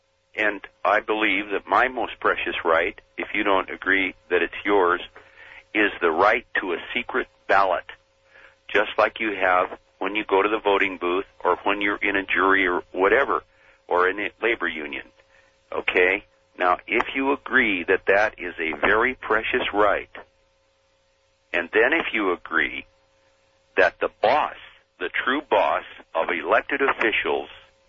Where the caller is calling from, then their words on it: Bothell, Washington, United States; Bothell, Washington.